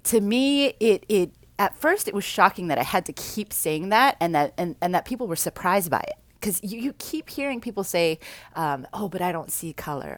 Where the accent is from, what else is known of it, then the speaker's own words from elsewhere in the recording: Vancouver, British Columbia, Canada; also born or lived in South Central, Los Angeles; now in Long Beach, United States; I grew up in Vancouver